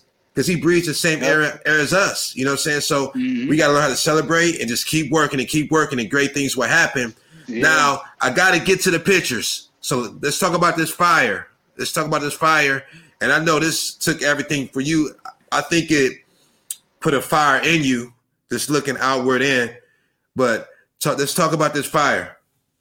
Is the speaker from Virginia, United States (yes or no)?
no; Akron, Ohio, United States; I'm from Akron, Ohio